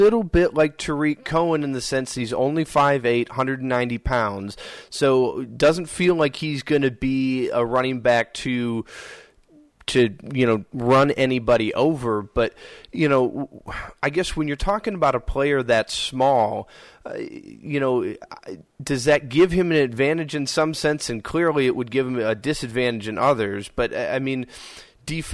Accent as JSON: {"language": "English", "region": "Minnesota", "country": "United States", "tie": "born or raised there", "said": "I grew up in Minnesota"}